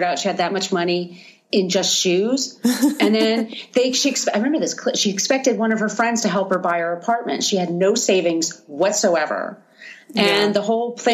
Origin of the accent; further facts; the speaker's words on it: New York City, New York, United States; I'm a New Yorker. And I was a young woman dating in New York at the scene